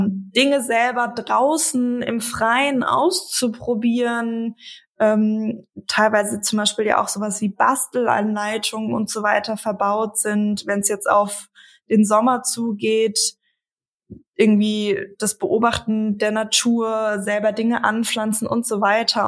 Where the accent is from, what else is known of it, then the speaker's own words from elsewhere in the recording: Frankfurt, Hesse, Germany; moved away; Ich komme aus Frankfurt, meine Eltern und meine jüngste Schwester leben noch dort